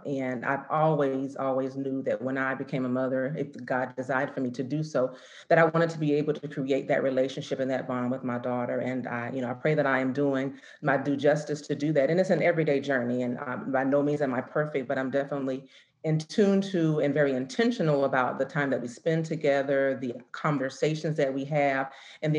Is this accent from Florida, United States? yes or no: yes; Florida, United States; now in Atlanta, United States; I'm originally from the Sunshine State